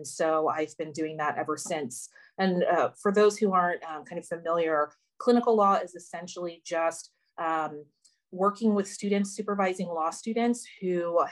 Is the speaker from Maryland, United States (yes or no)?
yes; Baltimore, Maryland, United States; moved away as an adult; now in West Virginia, United States; I'm originally from Baltimore and came here in the summer of 2020